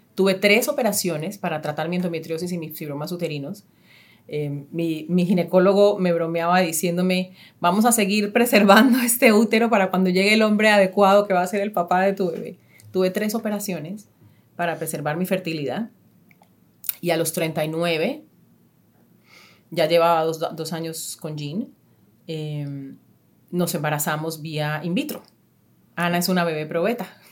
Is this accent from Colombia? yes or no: yes; Istmina, Chocó, Colombia; moved away; Ismina, eh, el pueblo donde yo nací